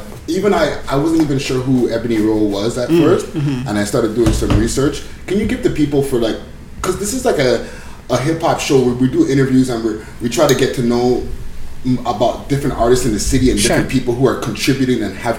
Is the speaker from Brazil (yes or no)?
no; Barbados; accent: Bajan; now in Toronto, Canada; I'm Bajan.